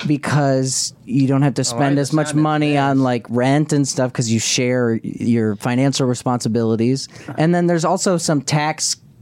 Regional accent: Florida, United States; we're from Florida.

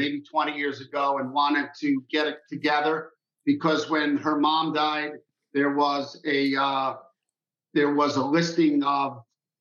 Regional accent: New York City, New York, United States; I grew up in Queens in Rockaway Beach, New York

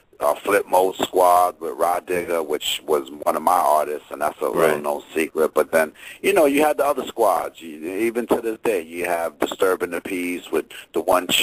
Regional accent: New Jersey, United States; moved away as an adult; also born or lived in Virginia; now in Baltimore, United States; I'm from Jersey

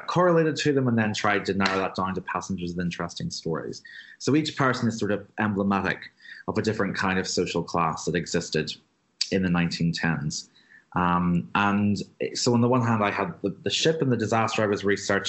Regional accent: Belfast, Northern Ireland, United Kingdom; I'm from Belfast. I grew up hearing stories of the Titanic being built here

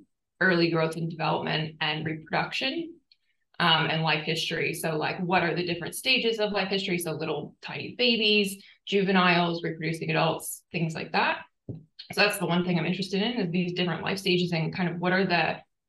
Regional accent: United States; moved away as an adult; also born or lived in Boston; now in Townsville, Australia; as an American

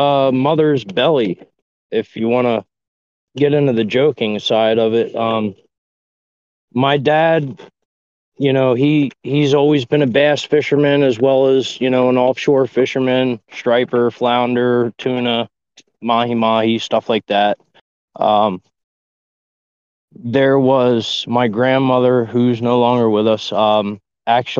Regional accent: Delaware, United States; also born or lived in Pocono Mountains, Pennsylvania; now in Pennsylvania, United States; I'm not originally from Pennsylvania. I'm originally from Delaware. So grew up with shallow fishing

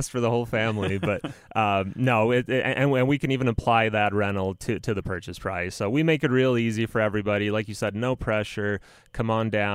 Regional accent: Romania; moved away; I'm from Romania originally

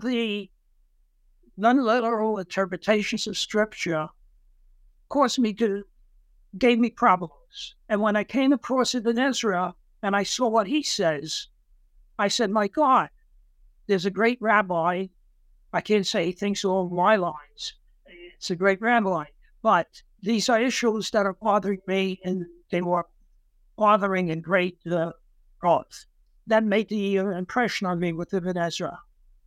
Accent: New York City, New York, United States; also born or lived in Savannah, Georgia; I grew up in Brooklyn, New York

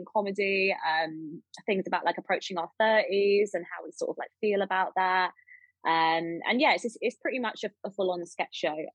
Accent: England, United Kingdom; I'm from the South.

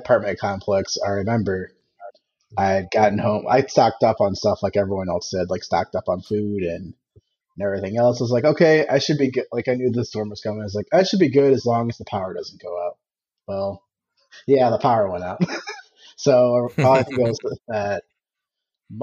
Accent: Ohio, United States; moved away; me growing up in Ohio

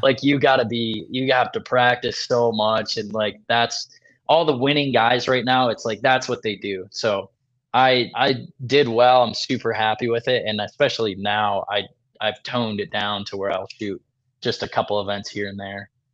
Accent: Michigan, United States; now in Iowa, United States; I grew up in Michigan.

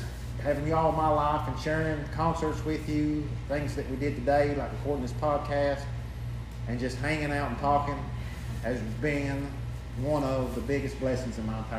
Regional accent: Jackson, Ohio, United States; born or raised there

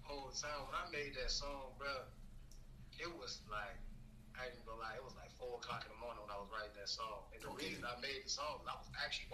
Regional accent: East St. Louis, Illinois, United States; also born or lived in Madison, Illinois; I'm from East St. Louis, Illinois, originally. Put on for Madison, Illinois, though, you know, that's my people.

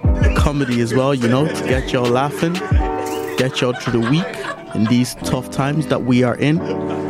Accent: Ireland; also born or lived in Nigeria; our podcast is basically a group of Irish Nigerian lads who tell their stories growing up in Ireland as well as Nigeria.

